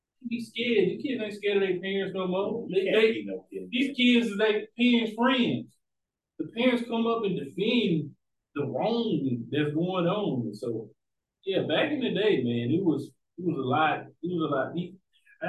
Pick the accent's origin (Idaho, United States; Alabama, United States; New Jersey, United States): Alabama, United States; also born or lived in Houston, Texas; I grew up in Alabama.